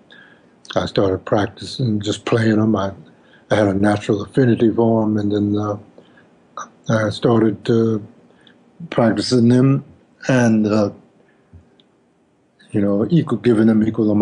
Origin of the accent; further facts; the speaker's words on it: Chicago, Illinois, United States; I'm from Chicago